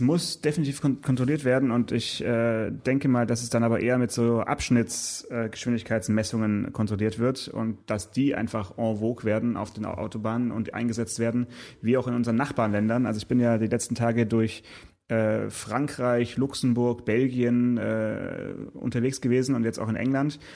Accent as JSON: {"language": "German", "region": "Southern Germany", "country": "Germany", "said": "bei uns in Süddeutschland"}